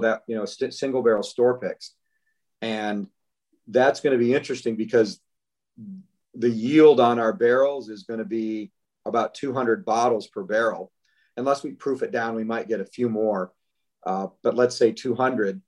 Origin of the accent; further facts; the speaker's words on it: Northern Michigan, United States; moved away as an adult; now in Kentucky, United States; I was born and raised in Northern Michigan